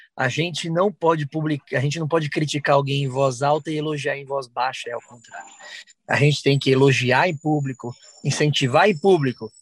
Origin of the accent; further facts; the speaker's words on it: São Paulo, Brazil; Porque é a minha casa, onde eu nasci, onde estão as pessoas que eu gosto, onde estão meus amigos.